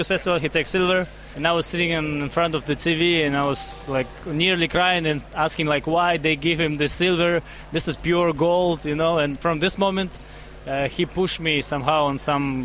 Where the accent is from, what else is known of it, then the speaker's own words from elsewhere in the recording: Magnitogorsk, Chelyabinsk Oblast, Russia; English is a second language; originally I'm from Magnitogorsk. It's a small city in Russia